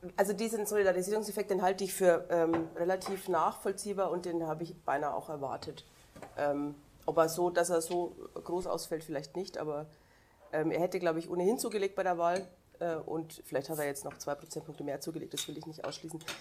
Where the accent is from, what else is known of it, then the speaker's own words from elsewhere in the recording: Upper Palatinate, Bavaria, Germany; ich komme zum Beispiel aus dem Dorf in der Oberpfalz